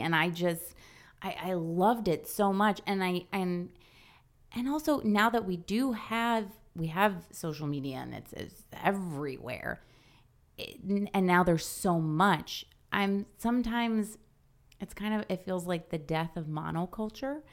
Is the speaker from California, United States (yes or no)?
no; farmland town forty minutes from Albany, New York, United States; my hometown, you know, it's like a farmland